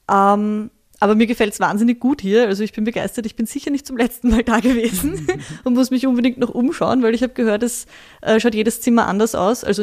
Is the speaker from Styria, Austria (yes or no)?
no; Vienna, Austria; Ich bin in Wien aufgewachsen, ähm, im 11. Bezirk